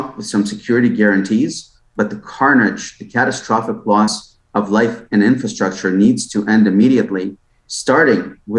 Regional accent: Russia; born there; You know, my mom's family is from Ukraine, and I was born on the Russian side when it was still the Soviet Union.

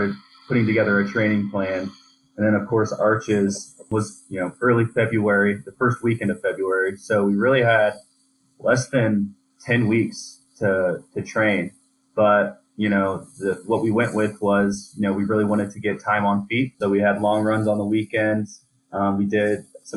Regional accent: Indiana, United States; moved away as an adult; now in Colorado, United States; I come from Indiana

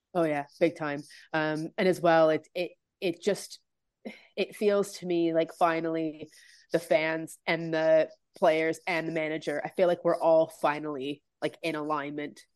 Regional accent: Canada; I'm from Canada

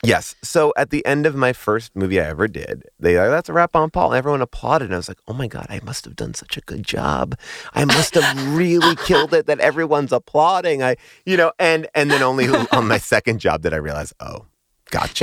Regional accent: New York, United States; I grew up in New York.

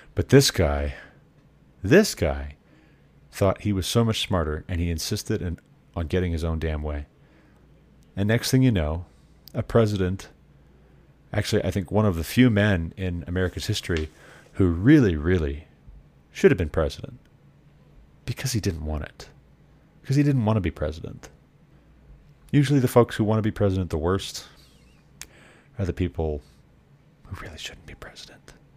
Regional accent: Montana, United States; Montana, my home state

